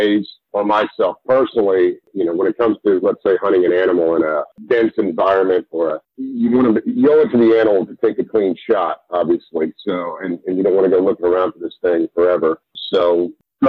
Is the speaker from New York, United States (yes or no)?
no; Texas, United States; I grew up in Texas originally, hunting from a very young age